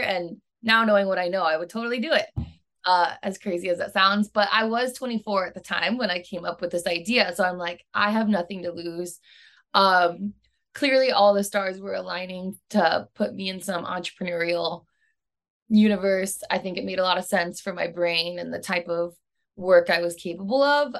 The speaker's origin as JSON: {"language": "English", "region": "Midwest", "country": "United States", "also_born_or_lived": "Chicago / Sydney, Australia", "moved": "as an adult", "lives_now": "San Diego, United States", "said": "I'm from the Midwest"}